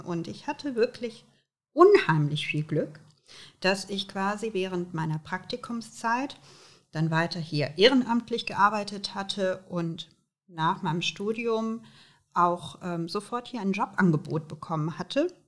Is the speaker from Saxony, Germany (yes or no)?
no; Aachen, North Rhine-Westphalia, Germany; Ich bin hier in Aachen geboren. Ähm, und ähm, wenn ich an Aachen denke, denke ich natürlich an meine Heimatstadt. Hier bin ich zur Schule gegangen